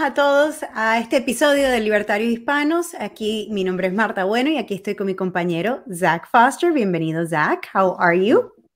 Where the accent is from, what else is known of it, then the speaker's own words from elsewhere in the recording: Venezuela; now in Miami, United States; Yo cuando era niña vivía en Venezuela